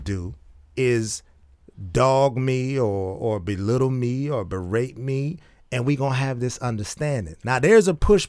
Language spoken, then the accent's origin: English; Oak Park, United States; We grew up in Oak Park, around Oak Park. We know what it is.